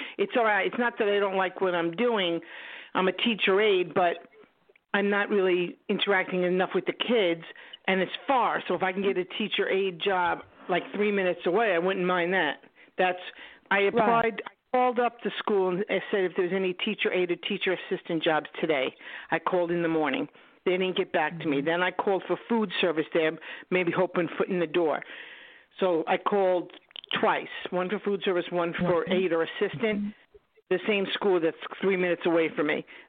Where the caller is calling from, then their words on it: New York, United States; Long Island.